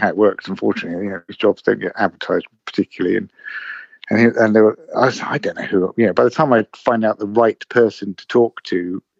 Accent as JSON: {"language": "English", "region": "England", "country": "United Kingdom", "tie": "born or raised there", "said": "I grew up in the UK, in England, in all over the place, really. But I lived in London for 30 years. So I suppose I'm sort of from here now."}